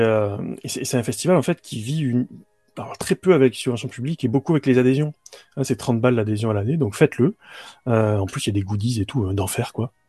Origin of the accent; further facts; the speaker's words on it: Bouches-du-Rhône, Provence-Alpes-Côte d'Azur, France; je suis originaire des Bouches-du-Rhône